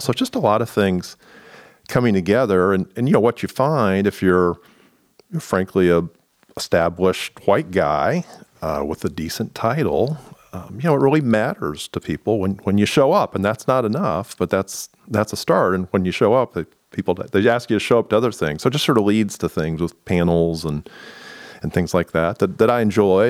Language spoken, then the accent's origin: English; Indiana, United States; moved away as an adult; now in Columbus, United States; I grew up in Indiana